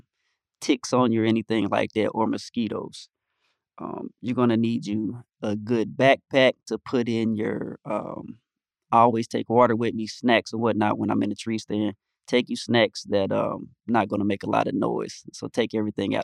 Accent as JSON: {"language": "English", "region": "North Carolina", "country": "United States", "tie": "born or raised there", "said": "the state of North Carolina, my home state"}